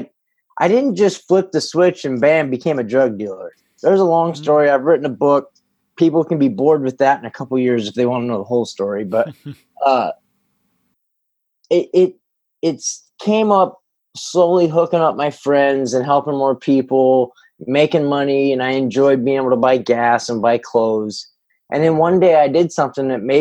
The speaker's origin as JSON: {"language": "English", "region": "Northern California", "country": "United States", "tie": "born or raised there", "also_born_or_lived": "San Jose, California / Illinois", "said": "I was born in San Jose. We moved up to Northern California"}